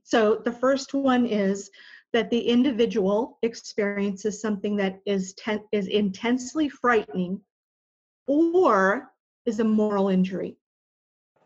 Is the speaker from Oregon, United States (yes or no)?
yes; Portland, Oregon, United States; now in Dallas, United States; Portland is my hometown.